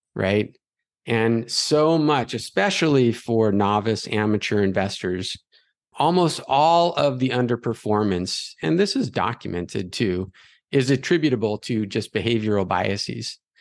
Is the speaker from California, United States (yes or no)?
yes; Los Angeles, California, United States; growing up in Los Angeles